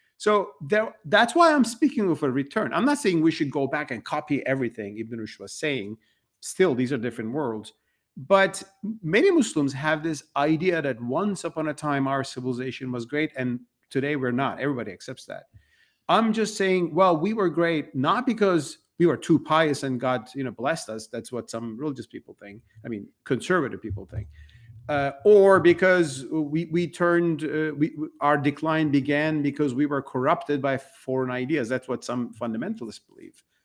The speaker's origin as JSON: {"language": "English", "country": "Turkey", "moved": "as an adult", "lives_now": "United States", "said": "I've been writing about these things since early two thousands in my home country, Turkey. And I was living in Turkey"}